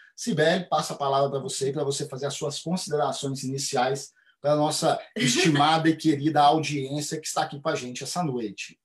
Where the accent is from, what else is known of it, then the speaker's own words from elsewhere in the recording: Minas Gerais, Brazil; eu sou de Minas Gerais, sou mineiro.